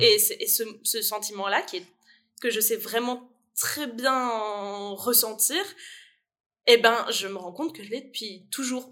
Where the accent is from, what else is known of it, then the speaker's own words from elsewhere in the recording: France; now in Liège, Belgium; je viens de France et ma famille est en France.